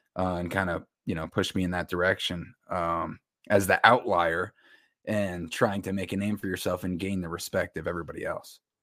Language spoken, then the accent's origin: English; Westchester County, New York, United States; I grew up in Austin and New York in, uh, Westchester County, about forty-five minutes to an hour north of the city